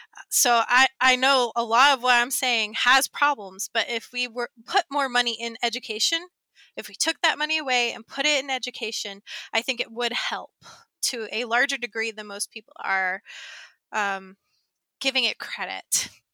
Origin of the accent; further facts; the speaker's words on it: the South, United States; I grew up in the South and in a very white area in the South